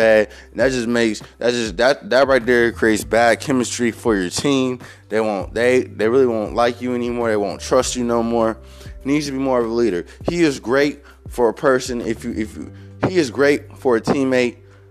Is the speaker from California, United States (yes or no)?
no; Cleveland, Ohio, United States; I'm from Cleveland. I was born in Cleveland